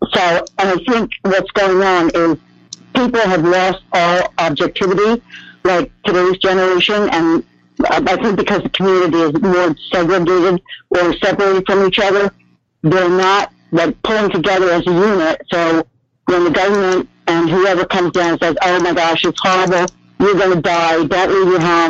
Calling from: Oklahoma, United States; in Oklahoma.

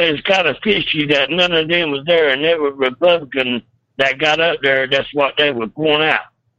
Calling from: Temple, North Carolina, United States; from Temple, North Carolina.

